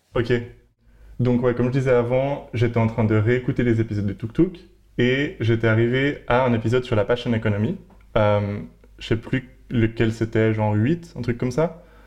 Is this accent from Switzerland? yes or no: yes; Geneva, Switzerland; moved away as an adult; now in Berlin, Germany; je viens de Suisse, de Genève